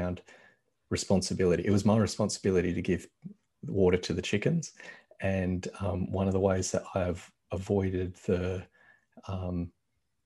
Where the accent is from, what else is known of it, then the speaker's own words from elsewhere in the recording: Australia; I grew up in Australia, and I grew up white in Australia